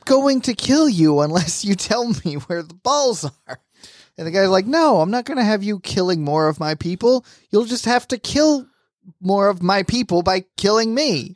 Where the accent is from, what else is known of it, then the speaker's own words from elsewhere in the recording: Apopka, Florida, United States; we sure did grow up poor in a Apopka, Florida.